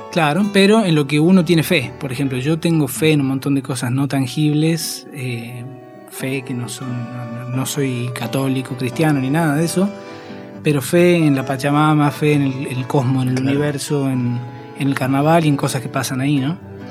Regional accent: Tilcara, Jujuy, Argentina; moved away as an adult; now in Buenos Aires, Argentina; carnaval de Tilcara, que es donde yo siempre estuve desde que nací

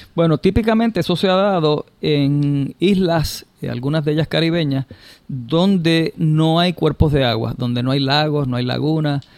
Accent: Puerto Rico; en Puerto Rico tenemos esa ventaja de forma natural

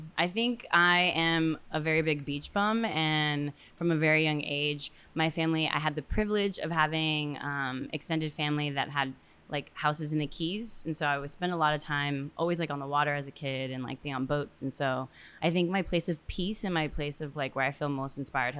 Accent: Miami, Florida, United States; I think that there's aspects of growing up in a tropical place that on top of everything else that you said, that is exactly who I am.

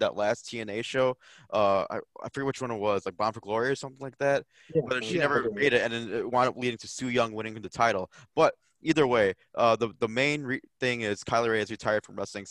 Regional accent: Chicago, Illinois, United States; we're from Chicago

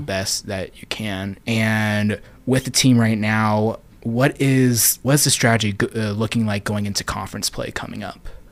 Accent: Las Vegas, Nevada, United States; moved away; growing up in Vegas, for me, being a U N L V fan

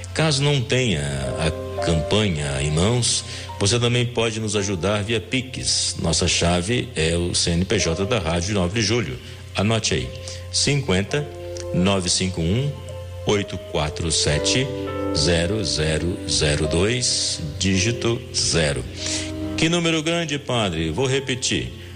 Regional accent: Minas Gerais, Brazil; como um bom mineiro

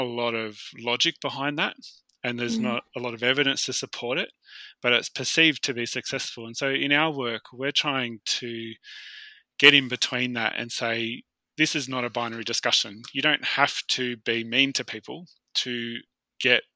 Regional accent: Australia; as an Australian or Westerner type person

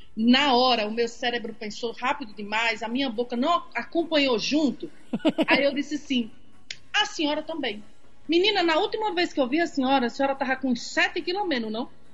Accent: Jardim do Seridó, Rio Grande do Norte, Brazil; Eu sou de Jardim do Seridó, uma cidade bem pequenininha, do lado de Caicó

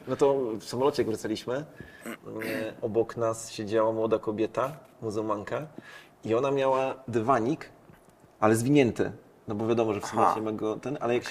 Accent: Poland

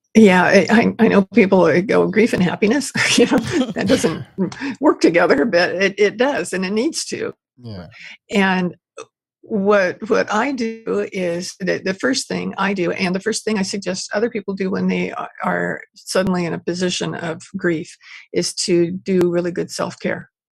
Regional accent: Porterville, California, United States; moved away as an adult; also born or lived in Bakersfield, California / Ventura, California; now in Maui, United States; I was born and raised in Central Valley uh, in a little town called Porterville.

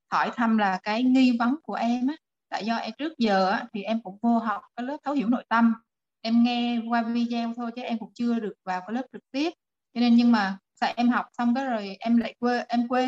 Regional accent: Da Nang, Vietnam; em đến từ Đà Nẵng

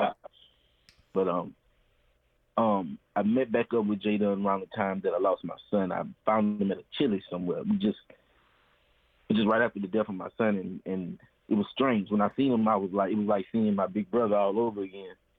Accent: Baton Rouge, Louisiana, United States; born and raised in Baton Rouge, Louisiana

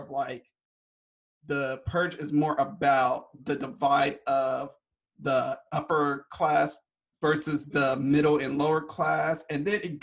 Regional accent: California, United States; me and Dimi, we're both from California

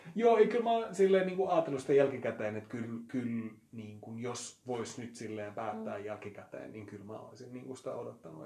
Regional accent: Espoo, Uusimaa, Finland; kotipuolessa se on jäänyt huomattavasti vähemmälle, mm, ei se koskaan ollut mitenkään silleen saalevaa tai peittelevää, mutta jotenkin hyvin sellaista niin kuin espoolaista keskiluokkaista niin kuin puhumattomuuden kulttuuria

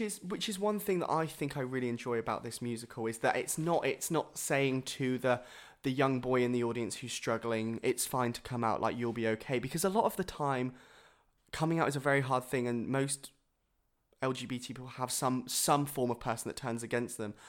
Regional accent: Bournemouth, South West England, United Kingdom; I was born in Bournemouth

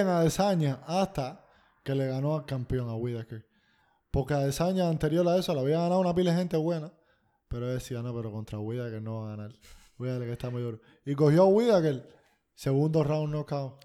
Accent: Cuba; soy cubano

